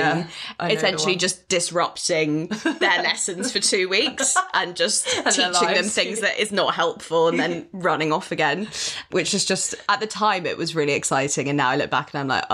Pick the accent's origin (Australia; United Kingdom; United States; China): United Kingdom; London; I'm born and raised in London